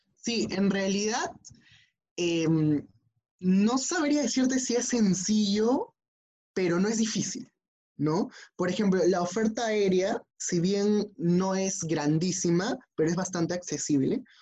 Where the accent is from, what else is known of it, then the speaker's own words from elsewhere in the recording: Peru; como buen peruano, como buenos latinoamericanos